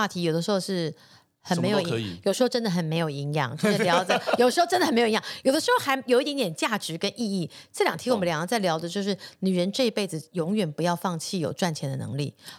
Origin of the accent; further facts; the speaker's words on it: Taiwan; 就是他在国外长大，我是土生土长台湾人。